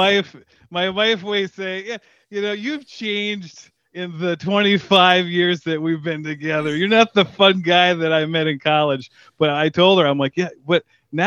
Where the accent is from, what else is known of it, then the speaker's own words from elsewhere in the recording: Negaunee, Michigan, United States; Grew up in the UP, the Upper Peninsula of Michigan.